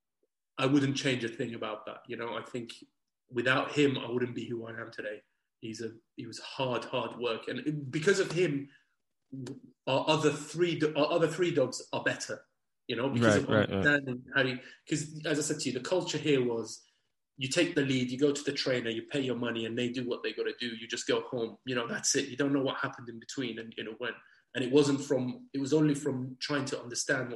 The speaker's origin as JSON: {"language": "English", "region": "England", "country": "United Kingdom", "said": "we're two English people gone over there"}